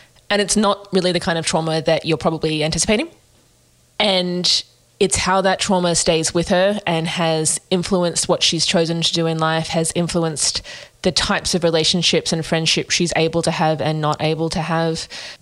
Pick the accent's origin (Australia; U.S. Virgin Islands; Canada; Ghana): Australia; we as Australians